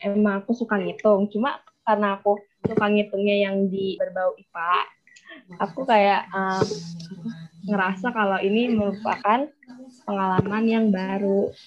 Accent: Bekasi, West Java, Indonesia; perkenalkan … asal dari Bekasi.

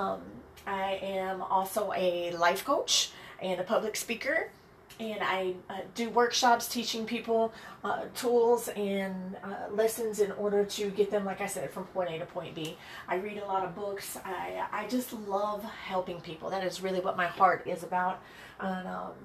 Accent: Birmingham, Alabama, United States; moved away as an adult; also born or lived in Chicago Heights, Illinois / Atlanta, Georgia; now in San Diego, United States; I am originally from Birmingham, Alabama

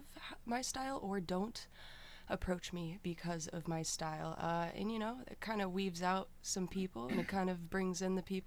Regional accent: Athens, Ohio, United States; also born or lived in Smithville, Texas; I am from a very, very, very small town in Texas, but I was raised right here in Athens, Ohio

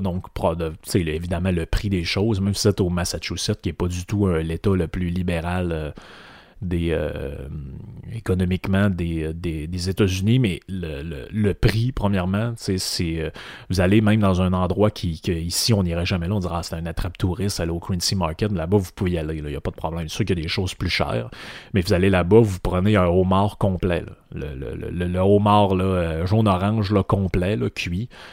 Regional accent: Quebec, Canada

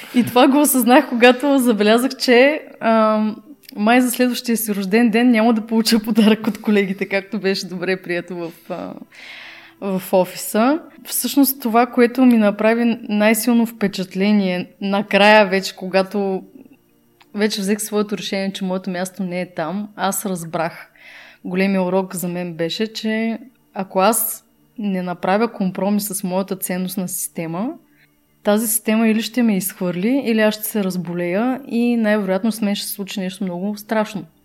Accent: Burgas, Burgas Province, Bulgaria; Аз съм от Бургас, нали? Там на емблематичния часовник се срещахме

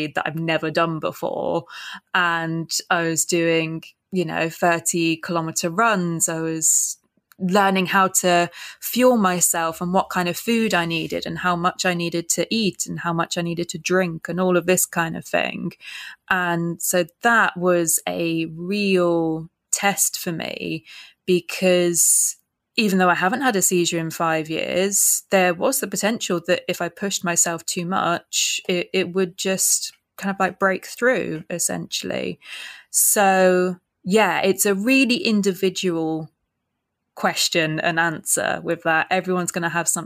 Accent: Reading, South East England, United Kingdom; moved away as an adult; also born or lived in Kingston upon Thames, London; now in London, United Kingdom; We grew up in Reading area, so West Berkshire area

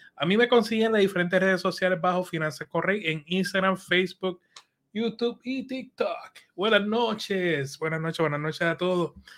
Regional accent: Allentown, Pennsylvania, United States; yo me crié en Allentown

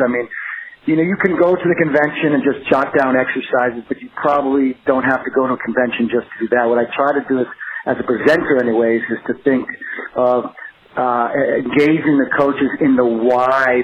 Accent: New England, United States; I'm from New England

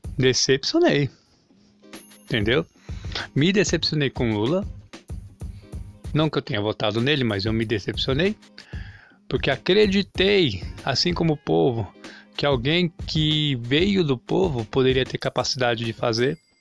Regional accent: Brazil; eu sou brasileiro

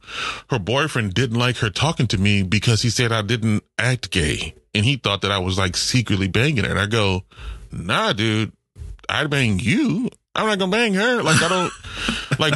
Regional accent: New Orleans, Louisiana, United States; I'm from the New Orleans public school system

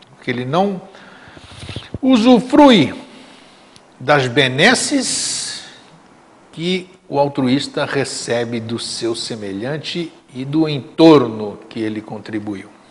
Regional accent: Greece; now in Brazil; meu país natal, para a Grécia

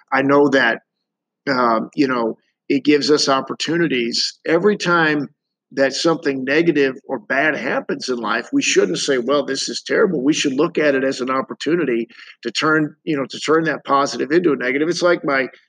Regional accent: St. Louis, Missouri, United States; people from my hometown of St. Louis

